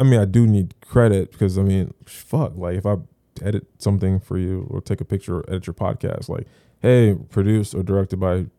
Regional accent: Florida, United States; I'm from Broward

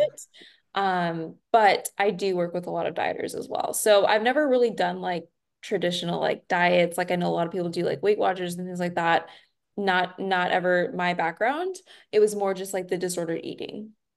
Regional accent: Nashville, Tennessee, United States; now in Austin, United States; I'm originally from Nashville, but living in Texas

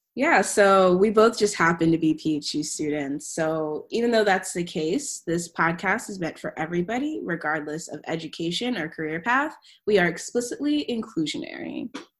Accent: Maryland, United States; moved away as an adult; now in Providence, United States; I was born and raised in Maryland

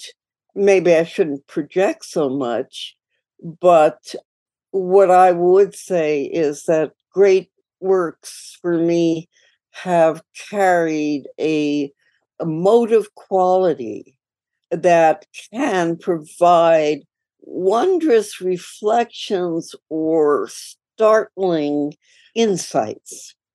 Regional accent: New York City, New York, United States; I grew up in New York City, and I grew up in Queens

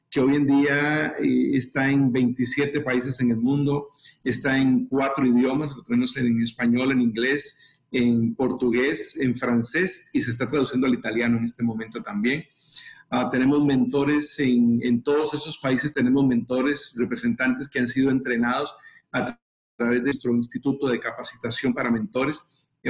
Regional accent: Costa Rica; y bueno, para contarles un poquito de nosotros, somos de Costa Rica, tenemos, acabamos de cumplir 43 años de casados

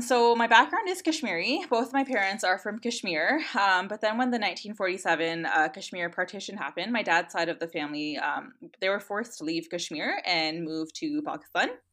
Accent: Canada; I was born and raised in Canada, and I always thought of myself as Canadian

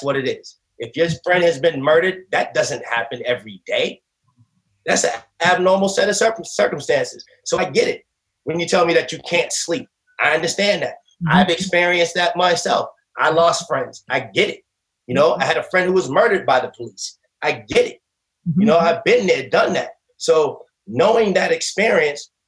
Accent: Boston, Massachusetts, United States; growing up in Boston

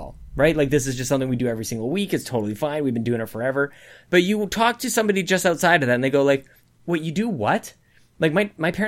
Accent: Canada; I'm Canadian.

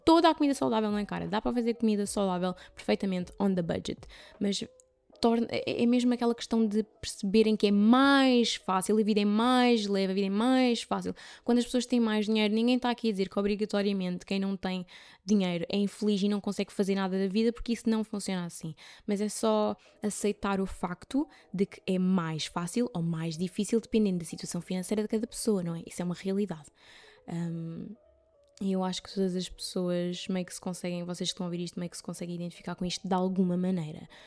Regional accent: Carvoeiro, Algarve, Portugal; moved away; Carvoeiro no Algarve, que é o sítio onde eu cresci

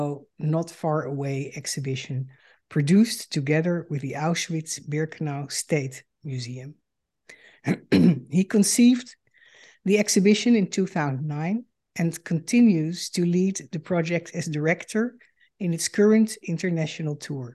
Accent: Netherlands; moved away as an adult; now in United States; I am a Dutch Jew and a daughter of Holocaust survivors. In 2006, I emigrated to the United States

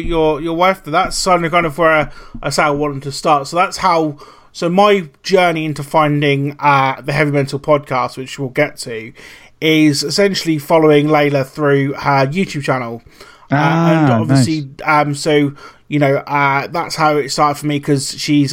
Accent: Suffolk, East of England, United Kingdom; I'm from Suffolk

